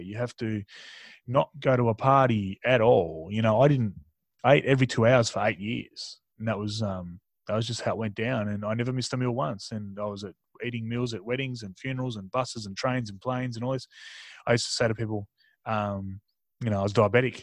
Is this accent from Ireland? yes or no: no; Tasmania, Australia; born or raised there; also born or lived in Mildura, Victoria / Darwin, Northern Territory